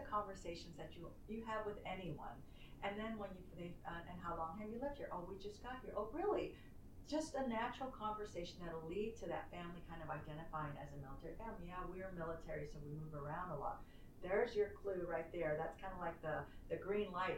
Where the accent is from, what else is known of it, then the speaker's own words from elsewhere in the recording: San Francisco, California, United States; moved away; I was from San Francisco